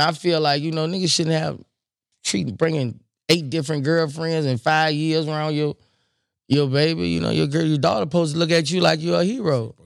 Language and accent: English; Baton Rouge, Louisiana, United States; I'm from Baton Rouge